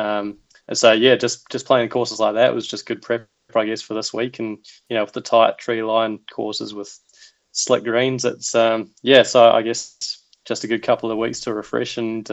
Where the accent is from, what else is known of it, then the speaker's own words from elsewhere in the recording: Wellington, New Zealand; Oh, 100%. I mean, I just look back to my days playing, you know, Miramar Golf Club out by the airport, and you get these 50, 60K southerlies